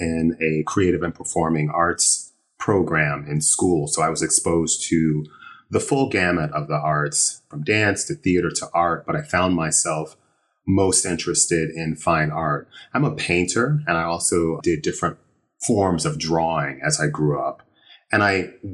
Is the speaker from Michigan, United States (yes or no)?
no; Illinois, United States; moved away as an adult; also born or lived in Chicago / San Francisco; now in New York, United States; I grew up in what most would consider a small town, about an hour outside of Chicago. So I was a Midwest kid